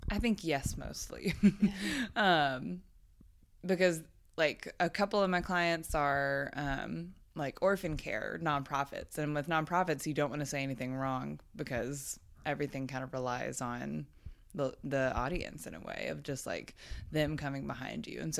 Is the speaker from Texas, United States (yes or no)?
yes; Dallas, Texas, United States; moved away as an adult; also born or lived in Alabama; I grew up in Dallas, Texas, and then went to college in Alabama